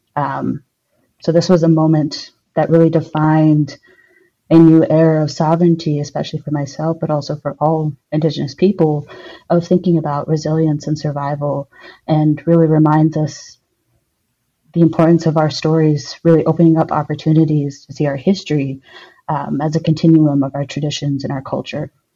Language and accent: English; Albuquerque, New Mexico, United States; now in Madison, United States; I'm originally from Albuquerque, New Mexico, but I currently live in Madison, Wisconsin.